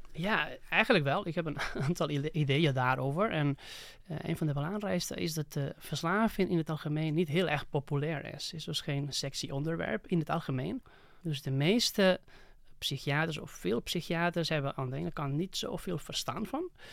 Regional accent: Barcelona, Catalonia, Spain; Dutch is a second language; moved away as an adult; now in Netherlands; eigenlijk in Barcelona, waar ik vandaan kom

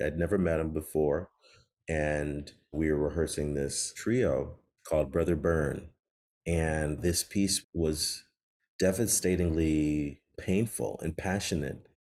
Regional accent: Chicago, Illinois, United States; growing up in Chicago

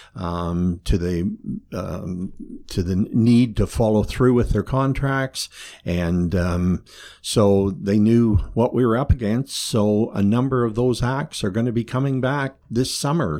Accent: Kilworthy, Ontario, Canada; I can remember be growing up in Kilworthy, watching the, uh, uh, procession come up the highway

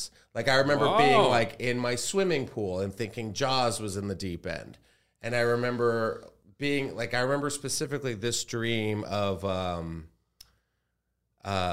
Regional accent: Texas, United States; I grew up in Texas

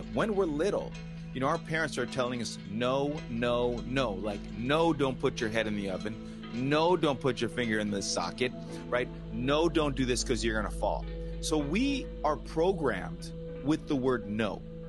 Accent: Los Angeles, California, United States; I grew up in Los Angeles.

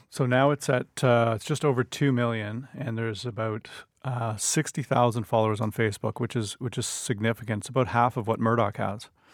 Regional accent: Ottawa, Ontario, Canada; I grew up in Ottawa

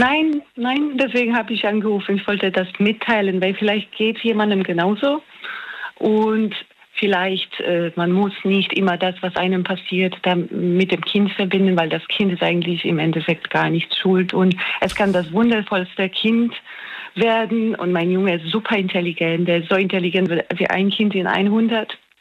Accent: Poland; moved away as an adult; also born or lived in Australia / near Mannheim, Germany; now in Germany; Ich komme ursprünglich aus Polen, ich wohne jetzt in Deutschland

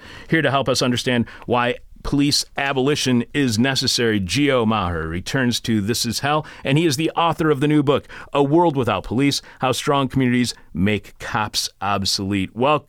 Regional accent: East Detroit, Michigan, United States; born or raised there

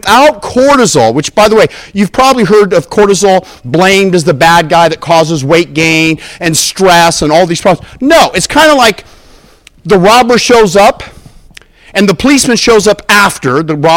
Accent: Southern California, United States; I'm from Southern California, the other state

